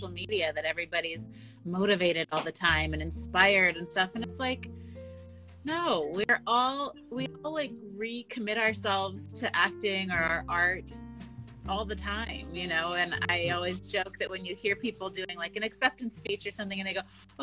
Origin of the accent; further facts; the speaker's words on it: Sonoma, California, United States; I'm from Sonoma